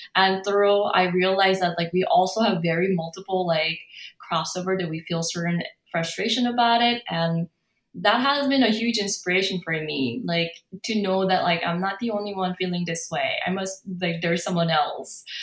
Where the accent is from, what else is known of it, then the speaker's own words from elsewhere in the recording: South Korea; English is a second language; also born or lived in San Francisco, California, United States; now in Los Angeles, United States; my home country